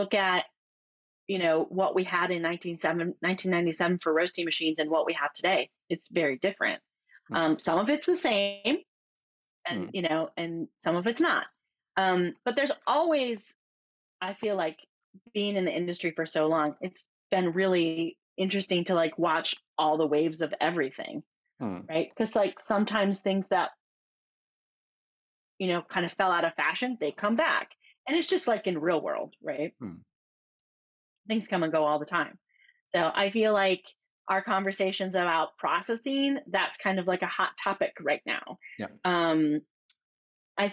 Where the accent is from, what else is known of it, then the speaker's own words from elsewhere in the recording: Michigan, United States; moved away as an adult; also born or lived in California / Oregon; I grew up in Michigan, and in my small town, when I grew up in, you know, the early 80s